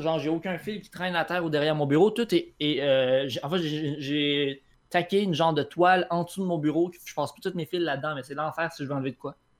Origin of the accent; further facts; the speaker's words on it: Quebec City, Quebec, Canada; je viens de Québec. Né à Québec, dans Québec